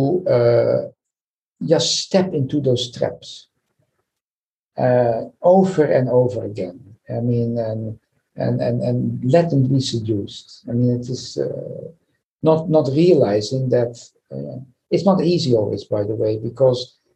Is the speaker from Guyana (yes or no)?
no; Netherlands; I come from Holland, small country.